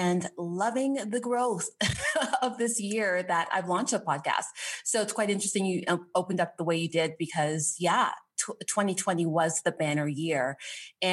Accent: Toronto, Ontario, Canada; Born and raised in Canada, Toronto, Canada

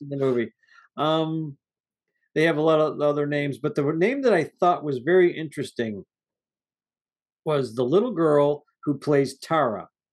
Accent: United States; I'm an American

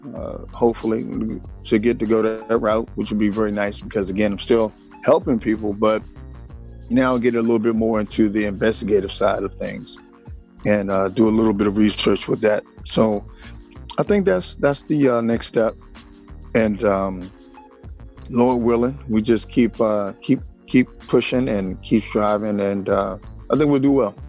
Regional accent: Washington, District of Columbia, United States; born and raised in Washington D.C.

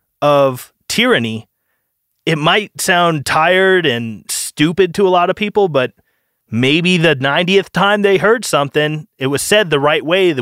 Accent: United States; I'm an American

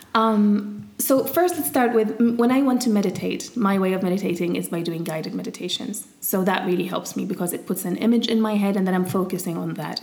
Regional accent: Syria; moved away; also born or lived in England; me growing up in Syria

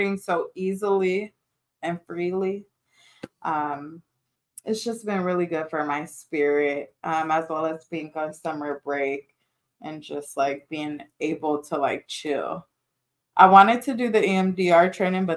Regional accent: Carson, California, United States; also born or lived in Orange County, California; We moved from Orange County to Carson to my childhood home

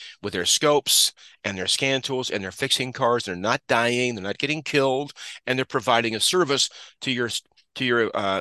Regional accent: Utah, United States; now in Massachusetts, United States; I'm from Utah originally

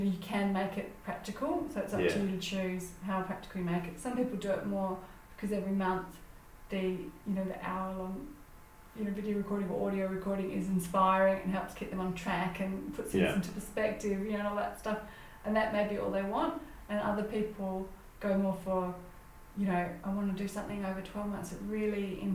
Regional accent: Perth, Western Australia, Australia; I am originally from Perth

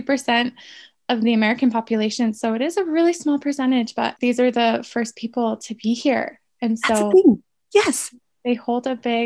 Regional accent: Canada; And because I'm Canadian Indigenous, Canadians choose a lot of times.

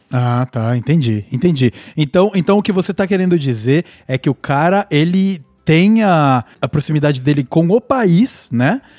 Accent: Brazil; moved away as an adult; now in Vancouver, Canada; eu saí do Brasil em 2016

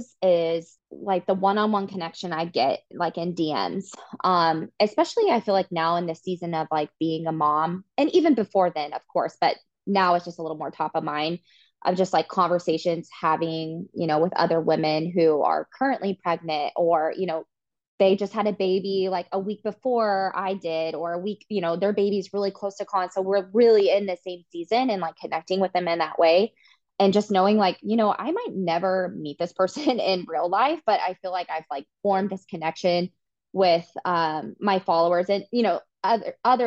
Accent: Wichita, Kansas, United States; moved away as an adult; also born or lived in Manhattan, Kansas; now in Kansas City, United States; I grew up in Wichita

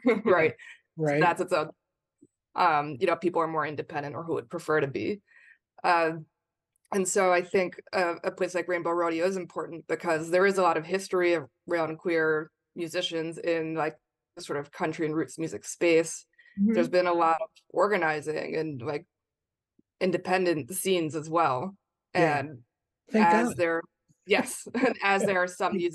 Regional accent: New York City, New York, United States; I'm from New York City, and that's where we're talking from. Nice Jewish girl from New York

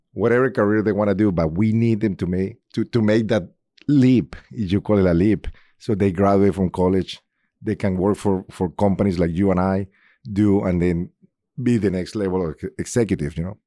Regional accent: Colombia; English is a second language; moved away as an adult; now in Indianapolis, United States; I'm originally from Colombia. I've been in Indianapolis for twenty-four years now

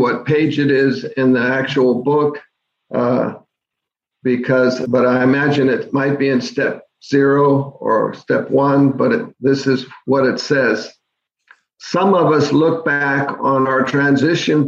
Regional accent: Bellevue, Washington, United States; my home town of Bellevue, Washington

